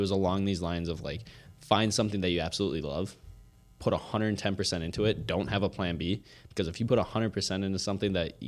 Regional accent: Otsego, Minnesota, United States; born or raised there; also born or lived in Coon Rapids

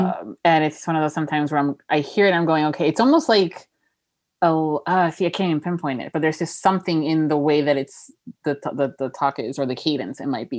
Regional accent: Miami, Florida, United States; now in Orlando, United States; I'm born and raised in Florida, mm-hmm. you know, in Miami, Florida, so even further south, and now I live in Orlando.

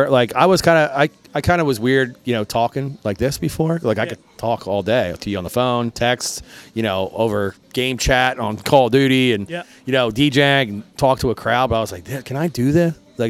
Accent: Croydon, Pennsylvania, United States; also born or lived in Port Richmond, Philadelphia / Manayunk, Philadelphia; now in Philadelphia, United States; We grew up in Croydon. So like I grew up in Croydon until about 12 years ago. I moved to Manayunk.

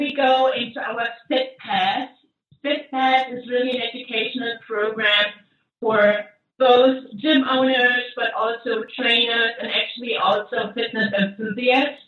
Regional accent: Germany; moved away as an adult; now in United States; As you can tell, I'm from Germany

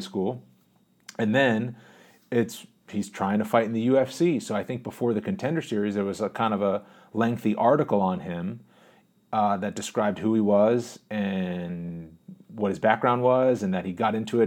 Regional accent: Boston, Massachusetts, United States; also born or lived in Pittsburgh; I was born in the Boston area, moved to Pittsburgh when I was a real little kid, like two years old. lived there until I was six years old and then moved back to the Boston area

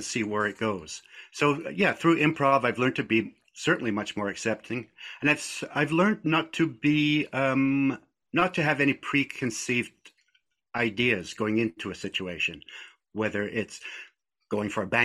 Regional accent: Scotland, United Kingdom; moved away; My family was, we were a Scottish family. I was born in Scotland

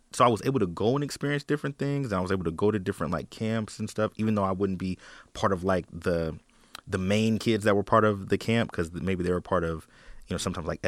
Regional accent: Portland, Oregon, United States; I'm from Portland, born and raised

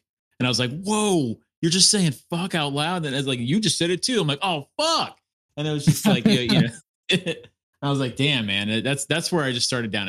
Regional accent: Florida, United States; also born or lived in Connecticut; I remember when I moved from Connecticut down to Florida, I was going from second to third grade.

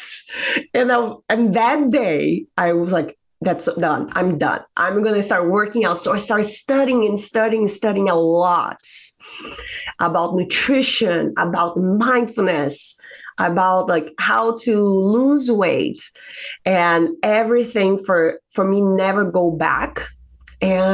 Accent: Brazil; moved away as an adult; now in United States; I'm from Brazil, originally from Brazil, came to the United States 2009.

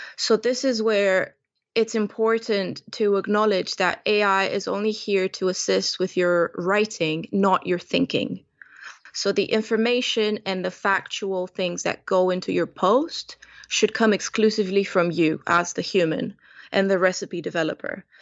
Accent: Romania; moved away as an adult; now in London, United Kingdom; Romanian born and bred, and I've been in London for well over twelve years now.

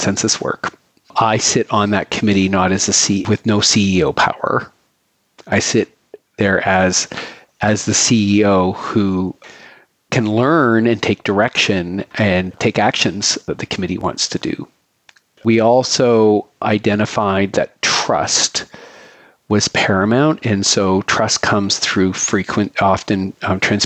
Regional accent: Canada; now in Philadelphia, United States; I am a white gay Canadian living in Philadelphia

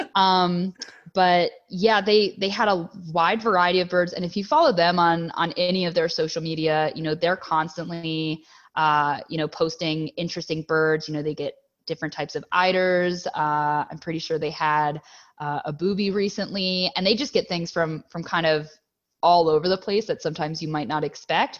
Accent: Catonsville, Maryland, United States; moved away as an adult; also born or lived in Virginia / California / Texas; now in Boyce, United States; I'm just south of Baltimore, but to be more specific, Catonsville area

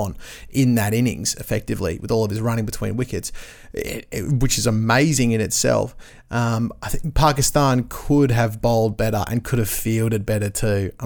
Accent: Australia; as an Australian

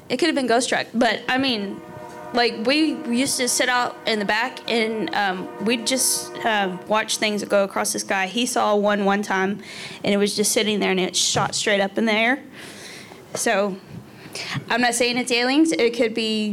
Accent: between Lovington and Tatum, near Roswell, New Mexico, United States; I grew up in between what's called Lovington and Tatum

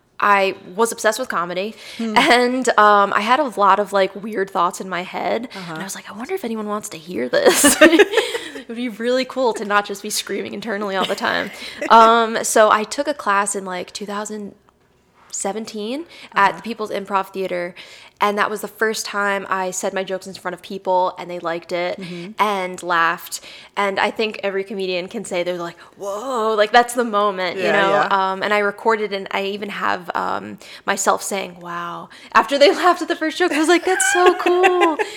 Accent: Jersey City, New Jersey, United States; also born or lived in New York City, United States; So I was born in New York City, and then I grew up by Jersey City, right outside.

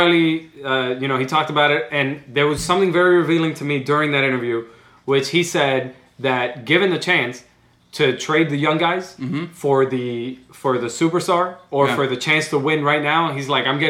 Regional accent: Cuba; moved away; I was born in Cuba.

